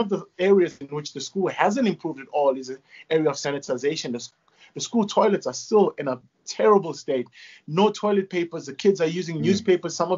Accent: Durban, KwaZulu-Natal, South Africa; moved away as an adult; also born or lived in Phoenix / Ballito; now in Johannesburg, South Africa; I grew up in KwaMashu and then we moved into Phoenix

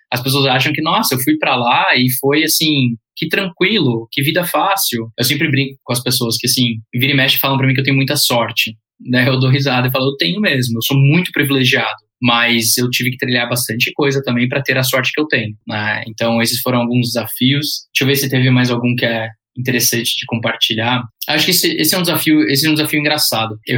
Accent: United States; also born or lived in Spain; now in Brazil; Eu cresci fora do Brasil, cresci nos Estados Unidos, boa parte da minha infância, é, fiz faculdade na Espanha, Aí eu falei, ah, eu sei que eu quero ir embora do Brasil

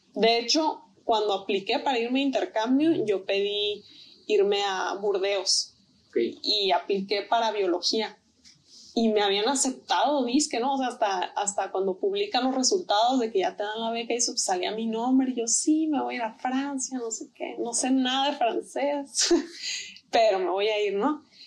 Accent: Tijuana, Baja California, Mexico; also born or lived in Mexico City; yo también soy de la Ciudad de México. Y este, cuando yo tenía tres años de edad, fue cuando nos vinimos a, vivir a, Tijuana

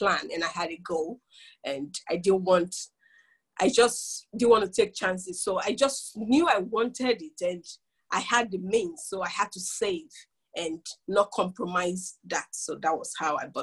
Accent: Nigeria; moved away as an adult; also born or lived in London, United Kingdom; now in United Kingdom; I was born in Nigeria, and I came to the UK 10 years ago now. I came as a student

